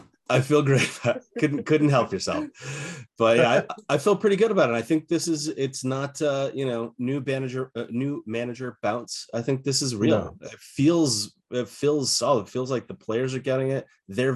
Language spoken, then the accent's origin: English; Ireland; well, you know, I'm Irish, I can call anybody Big Mick if I want to.